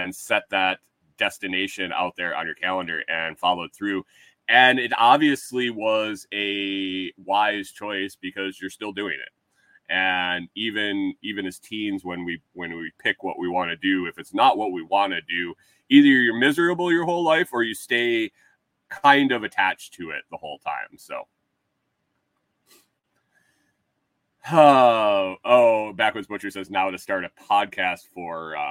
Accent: Minnesota, United States; accent: Minnesota; my Minnesota accent

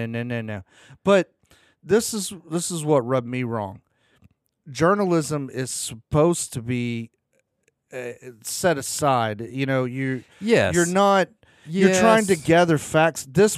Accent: Texas, United States; I'm a Texan.

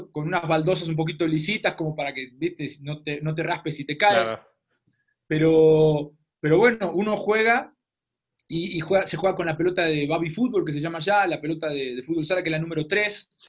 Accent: Argentina; now in Mexico

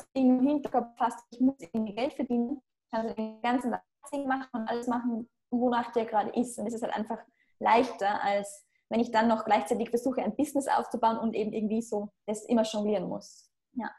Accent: Austria; moved away as an adult; Ich bin auch in einem Dorf aufgewachsen in Österreich, also jetzt nicht einmal nahe einer Stadt

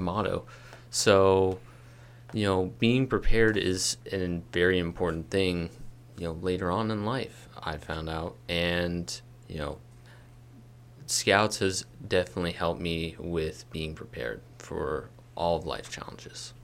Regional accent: Kirkwood, United States; my hometown, Kirkwood.

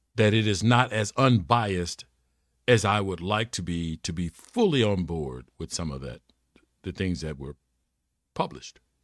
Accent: United States; I'm an American

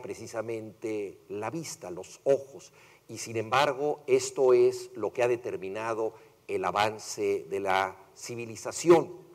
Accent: Mexico; yo soy mexicano

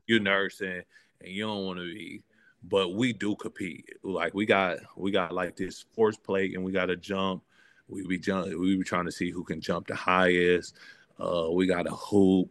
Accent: Michigan, United States; growing up in Michigan

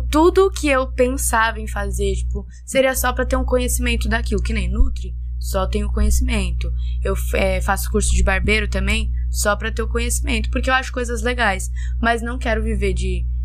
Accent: Brazil

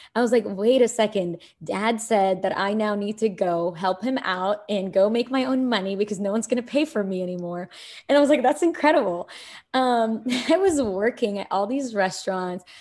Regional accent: Kuwait; also born or lived in Egypt / New York; now in United States; I'm born in Egypt. I was raised in Kuwait

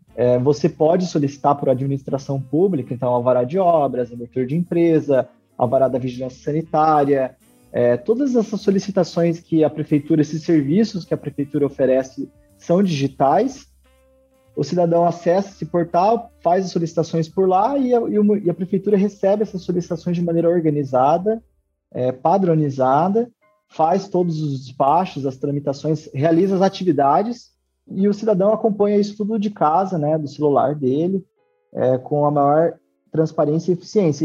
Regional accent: western Paraná, Brazil; meu pai tem uma construtora há 30 anos aqui na região oeste do Paraná, é, onde eu nasci

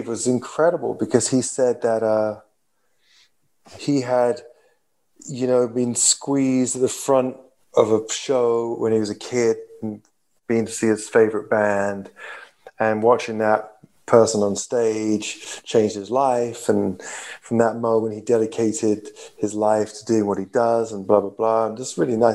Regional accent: London, United Kingdom; I come from London, all of us from London

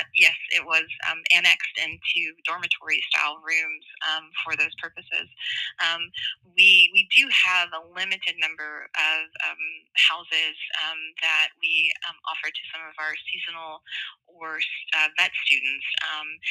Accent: Tennessee, United States; moved away as an adult; now in Georgia, United States; I was born in Tennessee, which is a landlocked state.

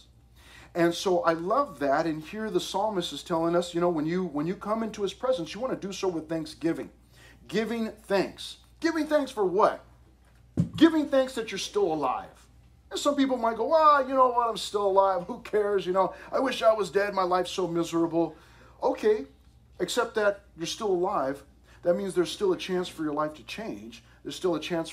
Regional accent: United States; I love being American

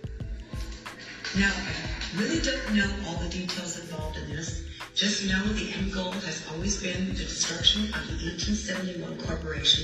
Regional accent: Canada; I'm Canadian

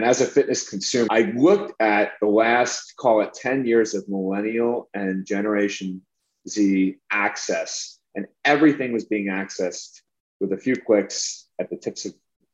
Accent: New York, United States; I'm from New York

